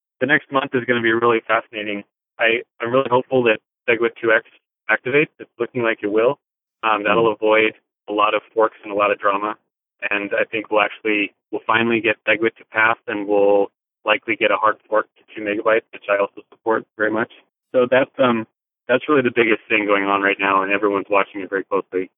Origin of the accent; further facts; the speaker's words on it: United States; as an American